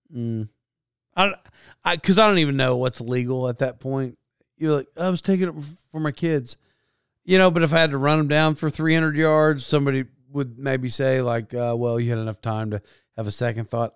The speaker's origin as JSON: {"language": "English", "country": "United States", "tie": "born or raised there", "said": "in the United States, I did not grow up like I was Donald Trump at all"}